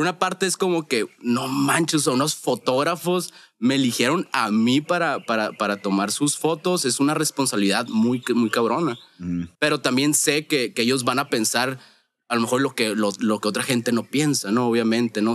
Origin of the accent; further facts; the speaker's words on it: Hermosillo, Sonora, Mexico; vengo de Hermosillo, Sonora